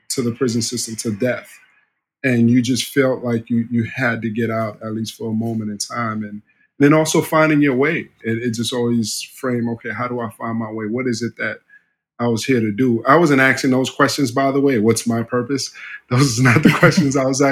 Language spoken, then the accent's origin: English; New York City, New York, United States; also born or lived in Haiti / Miami; I was raised in Harlem